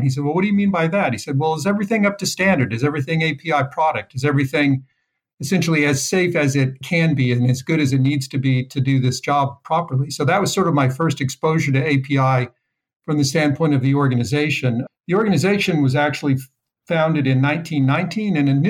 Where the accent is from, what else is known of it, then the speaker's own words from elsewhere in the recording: Southwest, United States; also born or lived in New Mexico / California / Texas / Utah; No, I grew up kind of in the Southwest.